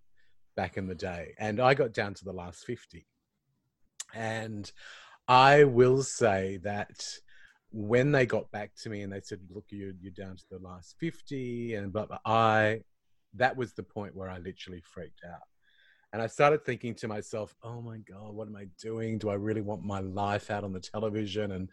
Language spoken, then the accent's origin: English; Queensland, Australia; I'm a Queenslander too